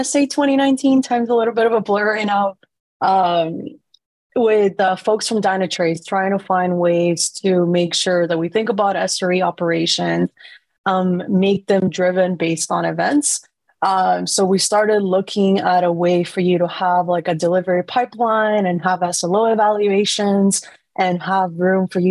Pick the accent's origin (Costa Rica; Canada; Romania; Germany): Costa Rica; now in San Francisco, United States; I was born and raised in Costa Rica